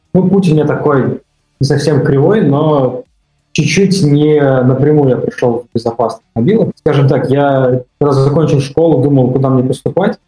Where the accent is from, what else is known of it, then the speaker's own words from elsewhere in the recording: Tomsk, Tomsk Oblast, Russia; я сам из Томска